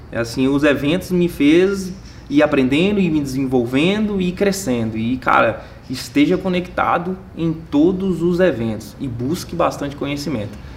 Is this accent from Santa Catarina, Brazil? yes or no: no; Minas Gerais, Brazil; moved away as an adult; now in São Paulo, Brazil; Por exemplo, foi o meu caso, eu, cara, eu saí de Minas fui para São Paulo.